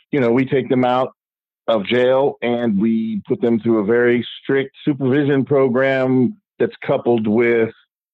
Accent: Miami, Florida, United States; I grew up in South Florida

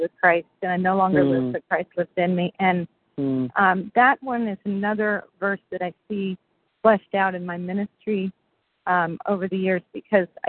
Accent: Reading, Pennsylvania, United States; I was born in Reading, Pennsylvania

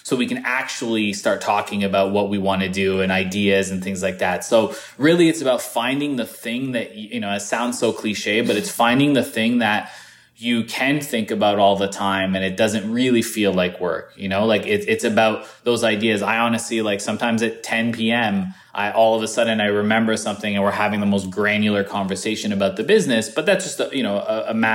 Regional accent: Canada; someone of color growing up in Canada, who experienced racism all throughout middle school, all throughout high school

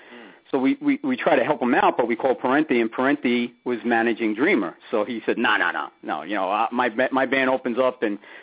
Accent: New York City, New York, United States; I was from Ridgewood, that's right.

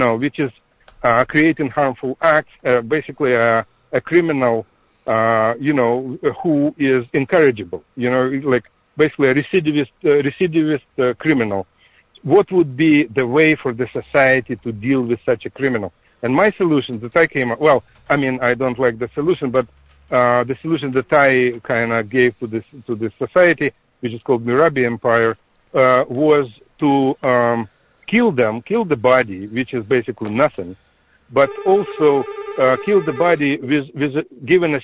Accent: Ukraine; moved away; also born or lived in Russia; I'm from Ukraine myself. I'm a Ukrainian

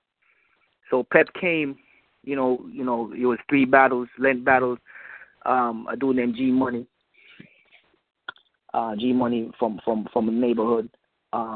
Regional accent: Jamaica; I'm Jamaican

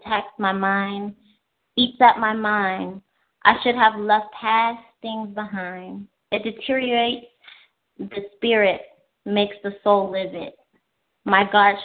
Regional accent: Chicago, Illinois, United States; I'm from the south side of Chicago

